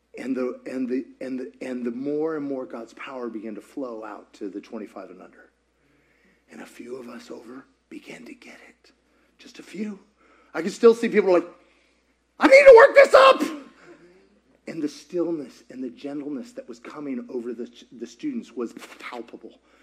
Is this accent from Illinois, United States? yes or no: no; Kentucky, United States; now in Georgia, United States; I grew up in Kentucky